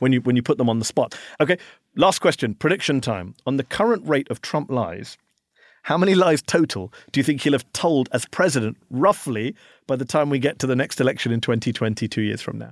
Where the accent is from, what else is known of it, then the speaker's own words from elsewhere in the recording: United Kingdom; now in Washington, D.C., United States; I'm a Brit